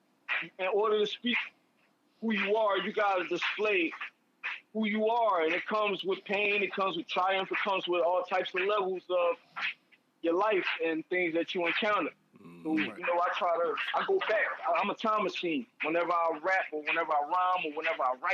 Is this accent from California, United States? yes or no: no; Philadelphia, Pennsylvania, United States; I'm from Philadelphia, North Philadelphia, Central Thompson. That's my birthplace